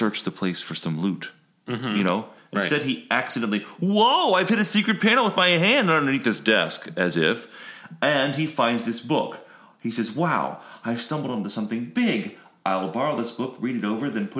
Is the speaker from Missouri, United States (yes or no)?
no; Florida, United States; I grew up in Florida